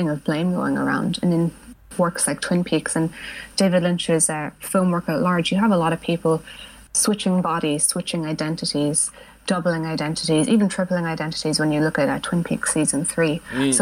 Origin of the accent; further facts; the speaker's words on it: Ireland; also born or lived in United Kingdom; they moved me here when I was 5